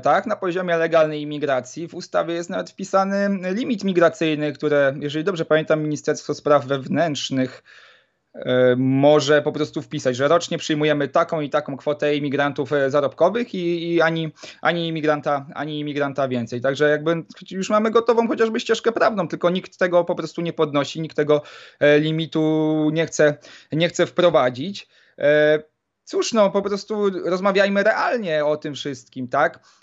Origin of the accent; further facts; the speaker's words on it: Poland; pochodzę e, z nadmorskiego e, miasteczka